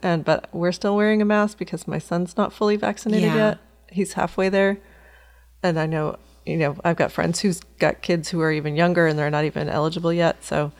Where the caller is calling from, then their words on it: Windsor, Ontario, Canada; I'm from Windsor, Ontario in Canada.